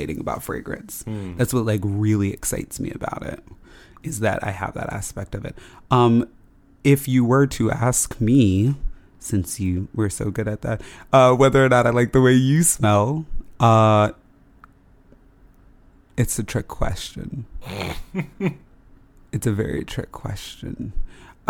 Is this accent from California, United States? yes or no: no; Las Vegas, Nevada, United States; We grew up in Las Vegas, so it was always like summer weather outside.